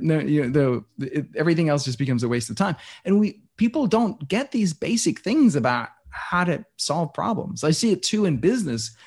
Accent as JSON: {"language": "English", "country": "Denmark", "tie": "born or raised there", "moved": "yes", "said": "I was born and raised in Denmark"}